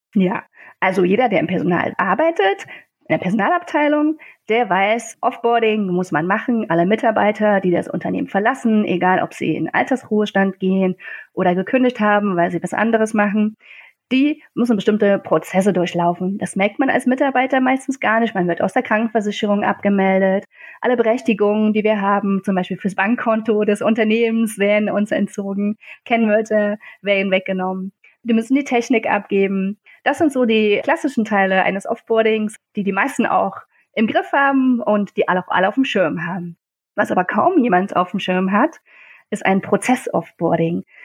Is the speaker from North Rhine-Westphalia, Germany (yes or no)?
no; Leipzig, Saxony, Germany; kam ich wieder in meine Heimatstadt Leipzig, das schöne Leipzig